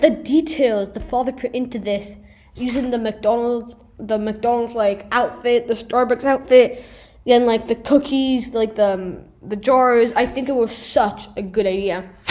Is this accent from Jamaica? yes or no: no; Italy; first language Italian; English is a second language; both in my mother tongue, which is Italian, and in English.